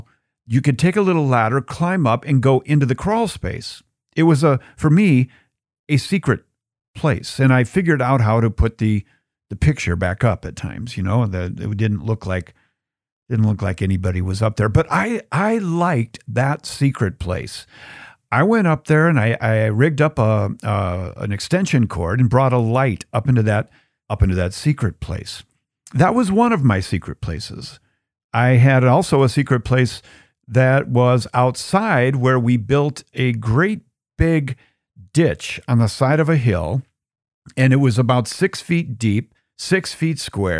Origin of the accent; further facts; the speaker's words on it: Bloomington, Minnesota, United States; Well, when I was growing up in Bloomington, Minnesota, in the burbs, I was really big into creating secret places.